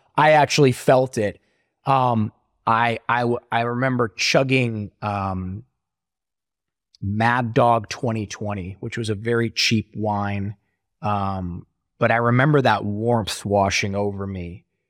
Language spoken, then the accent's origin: English; Ohio, United States; born or raised there